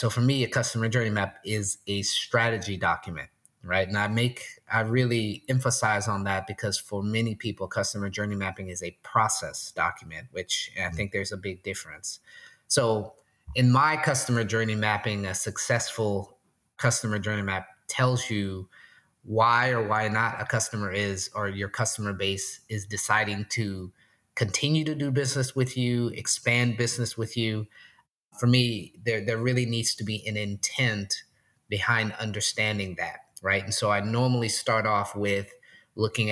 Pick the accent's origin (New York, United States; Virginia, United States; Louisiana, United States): Louisiana, United States; New Orleans; now in Portland, United States; I'm originally from New Orleans. I currently live in Portland, Oregon.